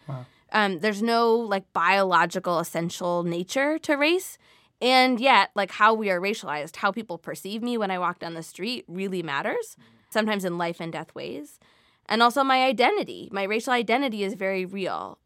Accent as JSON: {"language": "English", "region": "Midwest", "country": "United States", "tie": "born or raised there", "said": "I grew up in the Midwest where salad can include cream cheese and sugar and canned fruit"}